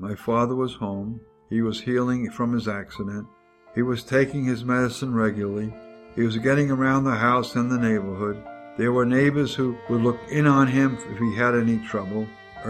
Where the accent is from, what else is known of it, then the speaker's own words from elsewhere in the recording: New York, United States; It was chalked up to my being a New Yorker.